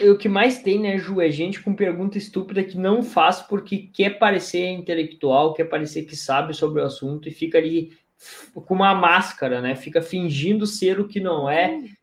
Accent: Rio Grande do Sul, Brazil; eu sou do Rio Grande do Sul

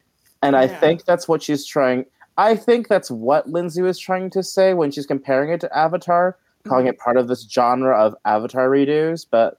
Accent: Philippines; And I guess, I mean, I know there's things I recognize in it being Filipino. There's parts of Filipino culture recognized in it.

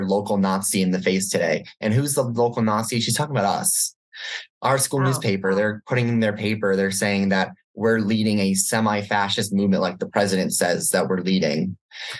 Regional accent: Chicago suburbs, Illinois, United States; moved away; I'm from the Chicago suburbs

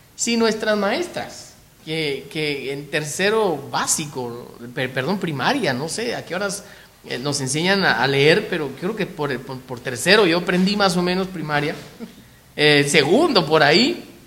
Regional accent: Guatemala; los chapines, los guatemaltecos, eh, todavía tenemos esa costumbre.

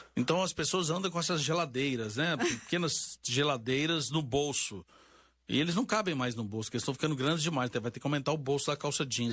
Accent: Minas Gerais, Brazil; accent: mineiro; Eu sou mineiro, vocês já devem ter notado pelo sotaque

